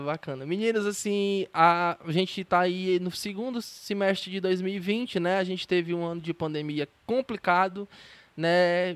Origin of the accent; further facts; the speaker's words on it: Ceará, Brazil; sou do Ceará